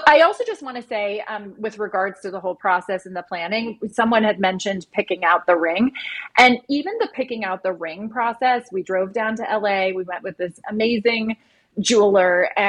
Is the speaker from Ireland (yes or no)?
yes; Ireland; We're doing it in Ireland next year. I'm from Ireland. God. So I lived there as a kid